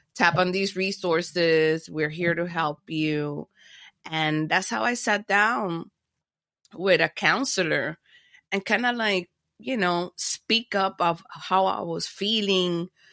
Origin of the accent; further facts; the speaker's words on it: Miami, Florida, United States; also born or lived in Panama; I was born in Panama, but, uh, then I, I landed in Miami. Miami is my hometown